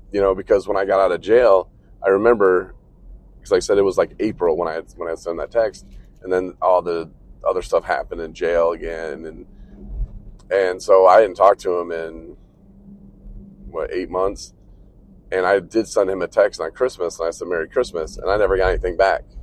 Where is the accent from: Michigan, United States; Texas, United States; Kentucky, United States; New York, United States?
Michigan, United States; Coloma; moved away; we're coming into my hometown of Coloma now